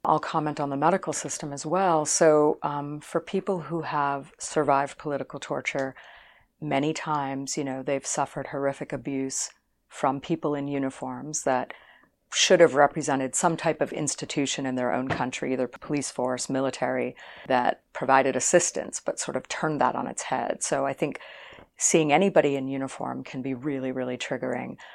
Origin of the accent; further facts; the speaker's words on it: Boston, Massachusetts, United States; moved away; also born or lived in Los Angeles; I grew up in the Boston area